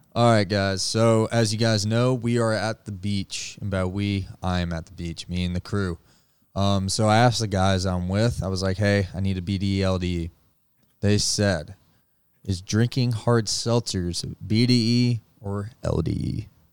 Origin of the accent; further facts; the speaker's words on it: Georgia, United States; I'm from Georgia